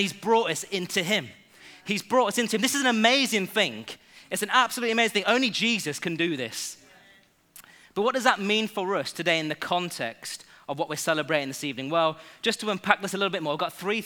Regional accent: England, United Kingdom; I was born in England. Yes, so I am homegrown

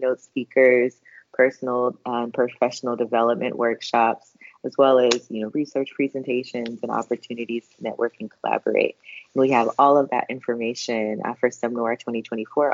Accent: United States; I'm an American Black woman

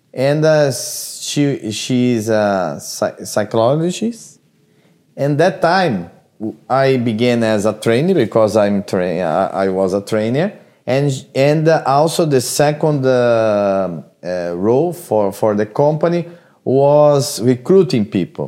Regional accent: Brazil; moved away; I came from Brazil.

